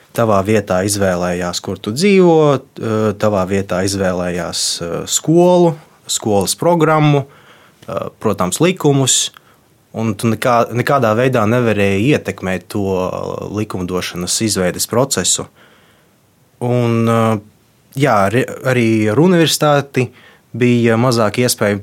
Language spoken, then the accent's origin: Latvian; Latvia; first language Russian; Latvian is a second language; esmu dzīvojis visu mūžu Latvijā, mana identitāte ir formējusies Latvijā